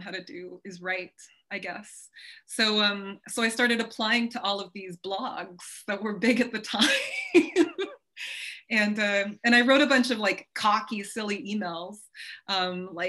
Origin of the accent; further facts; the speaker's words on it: California, United States; moved away as an adult; now in Paris, France; grew up in California, that's where I was born.